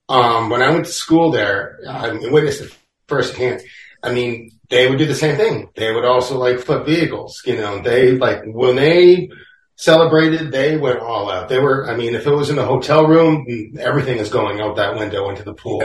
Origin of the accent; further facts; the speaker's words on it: Boston, Massachusetts, United States; also born or lived in Pittsburgh; I'm a New Englander. I'm been a Bostonian my whole life.